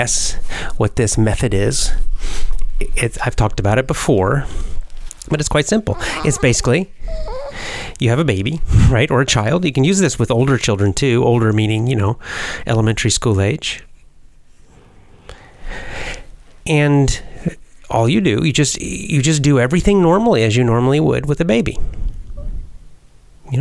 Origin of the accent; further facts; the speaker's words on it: United States; I'm American